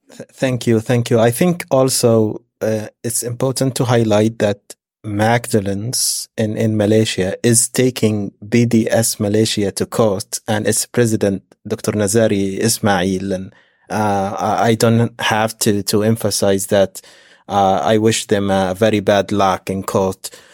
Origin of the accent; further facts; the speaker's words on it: Gaza, Gaza Strip, Palestine; as a Palestinian from Gaza